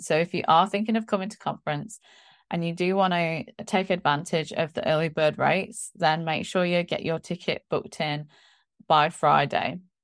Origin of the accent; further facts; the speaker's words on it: England, United Kingdom; moved away; being English and being a Christian